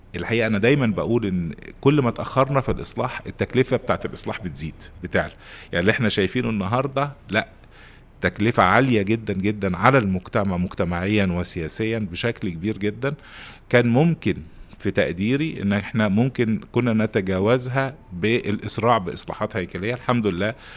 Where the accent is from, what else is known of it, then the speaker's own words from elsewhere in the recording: Egypt; عندنا في مصر